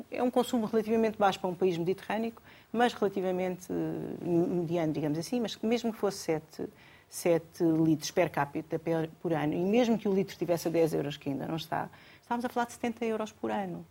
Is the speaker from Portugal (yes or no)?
yes; Alentejo, Portugal; sou alentejano